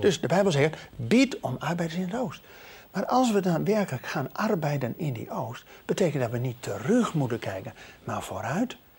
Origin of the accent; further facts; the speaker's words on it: Netherlands; wij als Nederlanders